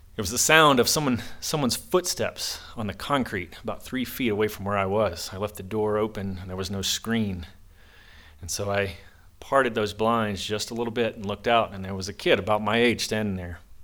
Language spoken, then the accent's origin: English; the South, United States; now in Monticello, Utah, United States; I grew up in the South